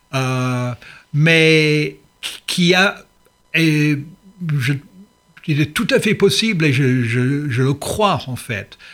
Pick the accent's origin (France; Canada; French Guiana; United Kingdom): United Kingdom; England; French is a second language; also born or lived in Swansea, Wales / London; en tant qu'anglais